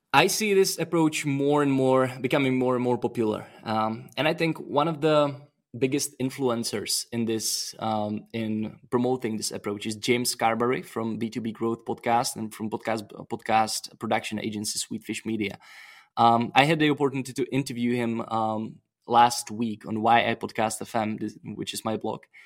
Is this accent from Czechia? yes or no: yes; Czechia; I'm from Czech Republic